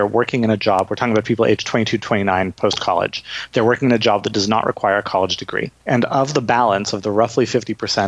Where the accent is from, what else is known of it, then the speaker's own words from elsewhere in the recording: Canada; I'm Canadian